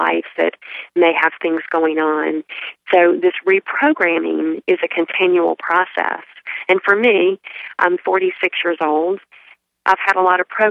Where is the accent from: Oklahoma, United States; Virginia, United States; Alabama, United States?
Alabama, United States; moved away as an adult; also born or lived in Charlotte, North Carolina; now in Charleston, United States; I grew up in Alabama, close to the Gulf Coast